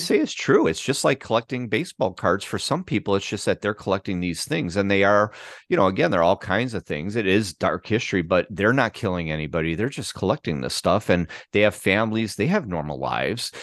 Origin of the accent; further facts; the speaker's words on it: Chicago, Illinois, United States; moved away as an adult; also born or lived in Los Angeles; we both lived and grew up on the northwest side of Chicago